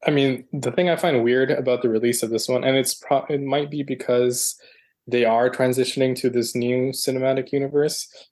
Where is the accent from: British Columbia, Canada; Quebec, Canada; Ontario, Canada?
Ontario, Canada; Toronto; Toronto is my hometown, so I've been living here for well over a decade now